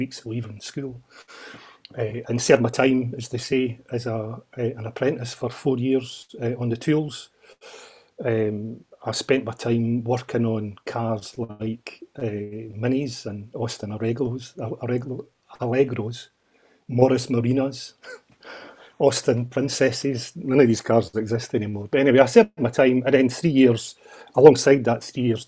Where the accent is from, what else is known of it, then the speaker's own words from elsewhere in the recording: Edinburgh, Scotland, United Kingdom; I'm from Edinburgh, born and bred in Edinburgh, in the kind of Gorgie Doray area